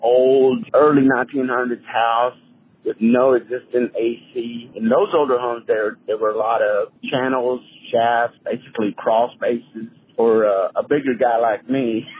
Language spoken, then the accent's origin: English; Clifton, Texas, United States; also born or lived in Meridian, Texas; my history here is we are from Meridian, Texas, originally, my family and I. And my parents got a job in Clifton Molding